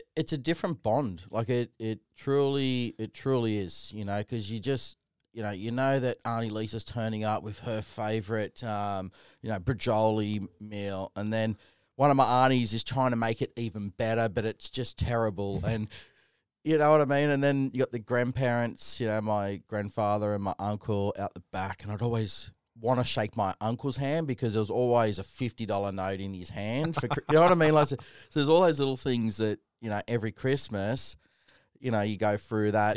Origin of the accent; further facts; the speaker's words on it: Sydney, New South Wales, Australia; Little white kid growing up in Canley Vale, you know, the typical family, the fibro home